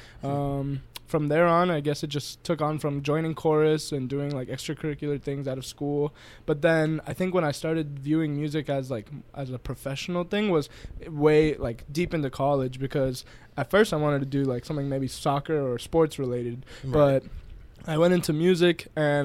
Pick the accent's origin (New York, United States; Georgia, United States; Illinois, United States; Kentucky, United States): Georgia, United States; Peachtree City; growing up here, like where we grew up in Peachtree City